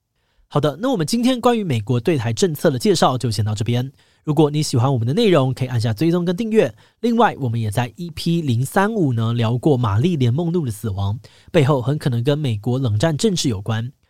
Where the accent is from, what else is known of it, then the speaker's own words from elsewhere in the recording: Taiwan; 身为一个台湾人，